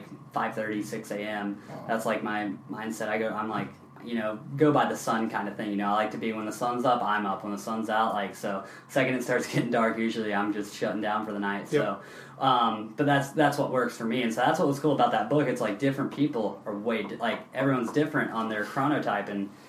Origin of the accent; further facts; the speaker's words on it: Knoxville, Tennessee, United States; now in San Diego, United States; I grew up in Knoxville, Tennessee